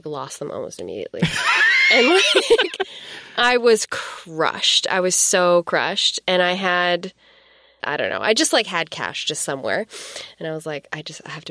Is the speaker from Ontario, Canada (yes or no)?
no; Vancouver Island, British Columbia, Canada; moved away as an adult; now in Vancouver, Canada; I grew up on Vancouver Island.